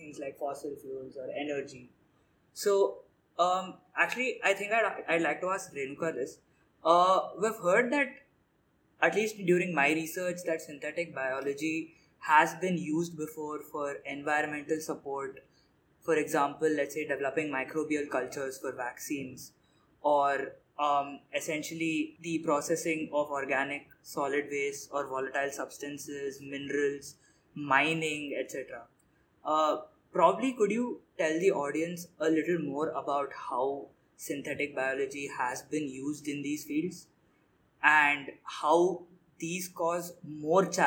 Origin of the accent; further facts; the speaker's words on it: India; me being the Indian that I am